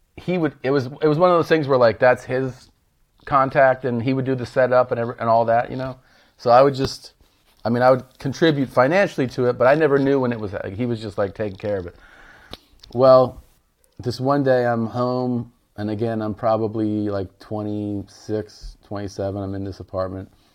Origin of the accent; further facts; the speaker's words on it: Cincinnati, Ohio, United States; I was born in Cincinnati